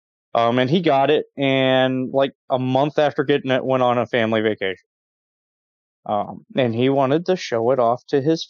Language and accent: English; Ohio, United States; moved away; where I grew up on the Ohio River right next to West Virginia